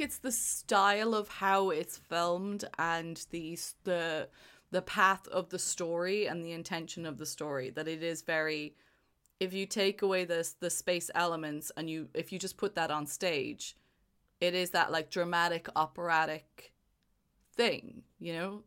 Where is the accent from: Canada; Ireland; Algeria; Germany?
Ireland; now in United Kingdom; Ireland is my home. I live in the U K, but it's, Ireland is my home. I am Irish.